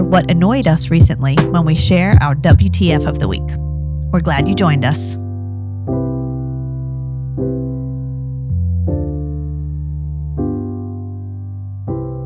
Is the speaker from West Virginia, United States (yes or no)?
no; Baldwin, New York, United States; I grew up in Baldwin